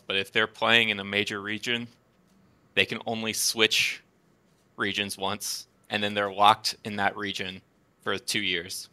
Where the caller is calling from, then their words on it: Fresno, California, United States; I'm calling from Fresno, California